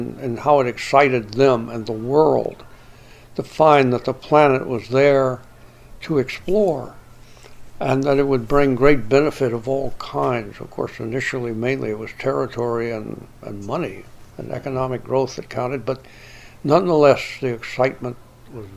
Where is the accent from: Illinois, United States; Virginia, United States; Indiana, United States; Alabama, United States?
Alabama, United States; Growing up in Alabama